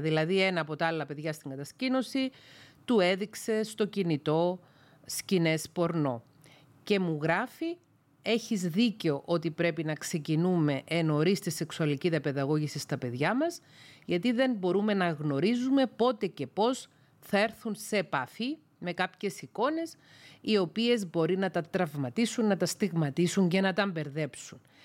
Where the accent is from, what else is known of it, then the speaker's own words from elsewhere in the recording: Greece; οι Έλληνες σε μεγάλη πλειονότητα βαφτιζόμαστε χριστιανοί ορθόδοξοι από βρέφη